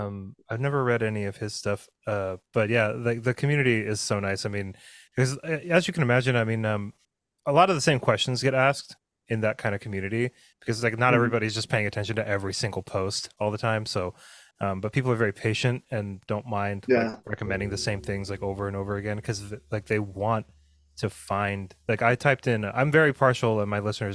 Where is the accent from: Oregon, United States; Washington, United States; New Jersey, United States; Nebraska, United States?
Oregon, United States; 20 miles south of Bend, Central; I grew up in Central Oregon, in not Bend, but like 20 miles south of Bend, and like on 5 acres of untended forest.